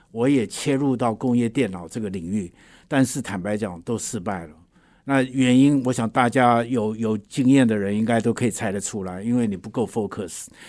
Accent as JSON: {"language": "Chinese", "town": "Huwei", "region": "Yunlin County", "country": "Taiwan", "tie": "born or raised there", "said": "我是在云林县虎尾出生的"}